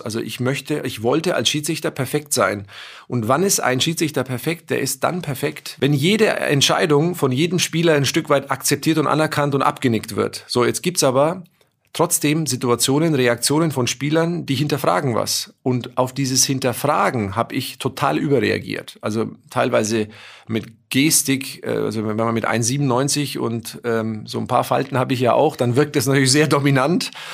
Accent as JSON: {"language": "German", "country": "Germany", "said": "bei uns in Deutschland"}